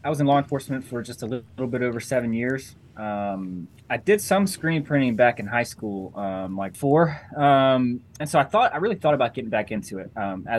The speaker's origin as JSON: {"language": "English", "region": "Western North Carolina", "country": "United States", "tie": "born or raised there", "said": "I grew up in Western North Carolina."}